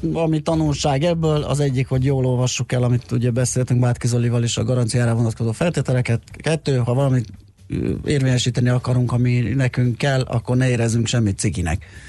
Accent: Budapest, Hungary; autózok a rakparton, és érdekes, hogy ott nőttem föl

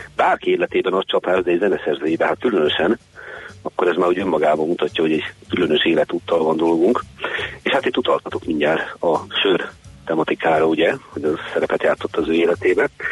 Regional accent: Hungary; mi magyarok

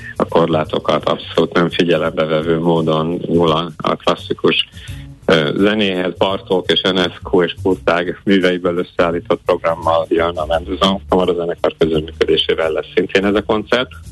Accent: Veszprém, Veszprém County, Hungary; veszprémiek, én is itt születtem, és itt is élünk a családommal

